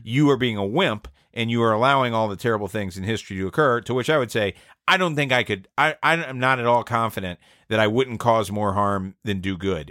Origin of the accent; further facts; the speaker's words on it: Atlanta, Georgia, United States; I'm from Atlanta